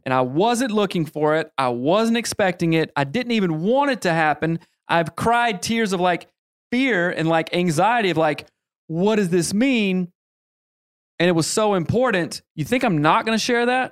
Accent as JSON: {"language": "English", "region": "the South", "country": "United States", "tie": "born or raised there", "said": "I grew up in the South, the Bible Belt"}